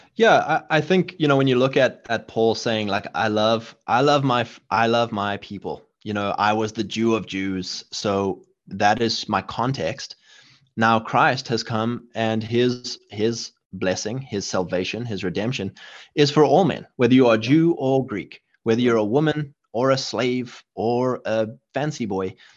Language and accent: English; South Africa; moved away; where I grew up in South Africa